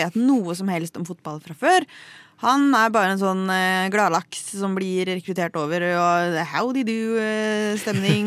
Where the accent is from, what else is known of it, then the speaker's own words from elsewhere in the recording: Lillehammer, Innlandet, Norway; jeg er jo fra Lillehammer